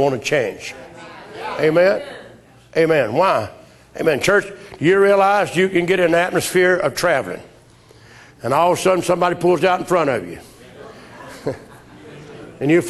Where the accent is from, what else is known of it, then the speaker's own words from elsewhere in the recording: United States; we American people